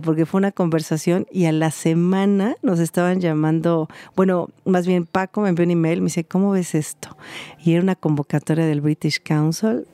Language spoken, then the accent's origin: Spanish; Mexico; moved away as an adult; also born or lived in London / France / Miami; Soy mexicana y he vivido 20 años en Europa de aquel lado.